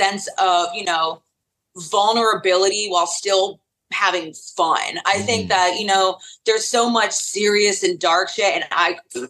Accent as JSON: {"language": "English", "region": "North Carolina", "country": "United States", "tie": "born or raised there", "said": "And I spent a really long time being a part of the local scene"}